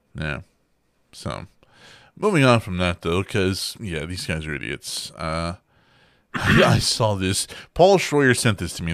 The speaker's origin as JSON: {"language": "English", "region": "Texas", "country": "United States", "said": "where we're from, we're from Texas"}